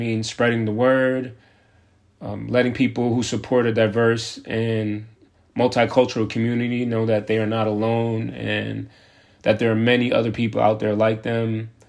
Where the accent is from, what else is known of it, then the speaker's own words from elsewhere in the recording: South Florida, United States; also born or lived in New York / Denver; now in Atlanta, United States; I'm originally from New York. I was raised in South Florida and lived in Denver for 8 years before moving here in the fall of 2015. I know it's been 7 years, but I still don't know Atlanta like I should